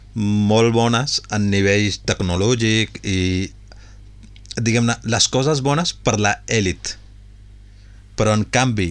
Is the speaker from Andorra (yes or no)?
no; Punjab, Pakistan; moved away; jo sóc de Pakistan